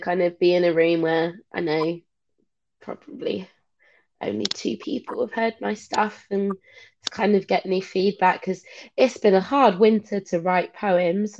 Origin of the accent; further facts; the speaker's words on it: Witney, South East England, United Kingdom; moved away as an adult; now in Brighton, United Kingdom; No, I'm from Oxfordshire originally. I'm from a town called Whitney